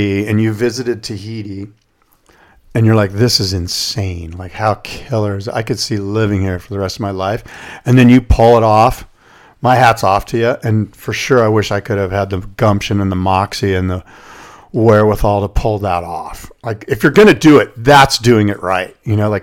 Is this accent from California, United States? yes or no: yes; Del Mar, California, United States; who I said I grew up with in Del Mar